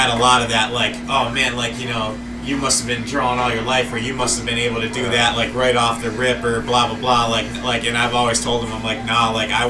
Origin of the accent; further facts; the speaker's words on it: Ellington, Connecticut, United States; we come from a small little fucking little bullshit town in Connecticut. You know, we're from the Northeast